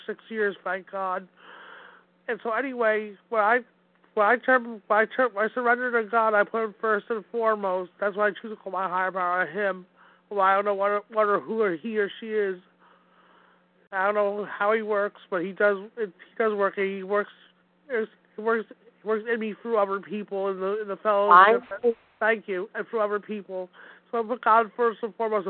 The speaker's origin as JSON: {"language": "English", "town": "Wayne", "region": "New Jersey", "country": "United States", "tie": "born or raised there", "said": "I'm from beautiful Wayne, New Jersey. My hometown where I was born and raised."}